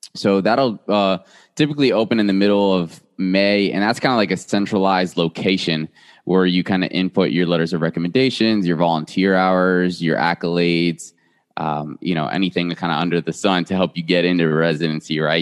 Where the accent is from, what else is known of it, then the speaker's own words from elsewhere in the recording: South Florida, United States; moved away as an adult; now in Memphis, United States; born and raised in South Florida